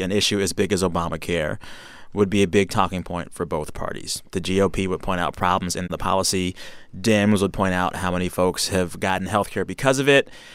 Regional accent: San Antonio, Texas, United States; moved away; I am from San Antonio and Bear County, that county

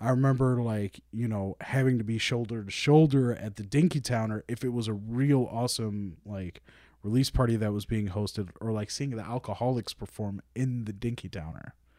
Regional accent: Saint Paul, Minnesota, United States; also born or lived in Roseville; I was born and raised in Saint Paul for the first thirteen years of my life

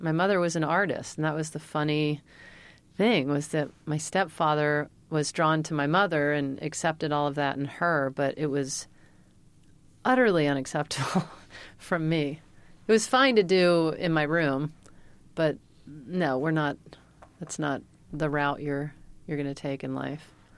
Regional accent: Mississippi, United States; moved away as an adult; now in California, United States; I'm from Mississippi

